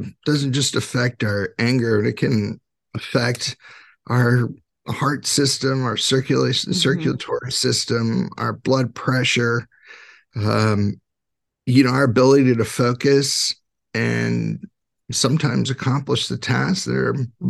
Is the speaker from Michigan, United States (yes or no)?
no; California, United States; I grew up in California